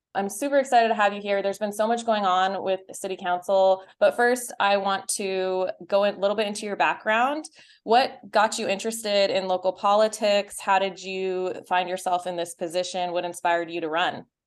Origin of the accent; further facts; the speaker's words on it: Utah, United States; also born or lived in Texas; I was born in Texas. Uh, I grew up in Utah, and my parents are from Chennai